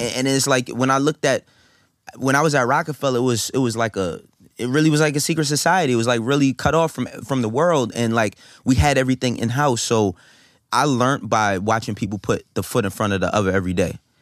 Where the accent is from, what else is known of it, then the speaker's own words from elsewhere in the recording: New York City, New York, United States; also born or lived in Harlem, New York; I was born and raised in the Bronx, and then I moved to Harlem when I was twelve years old.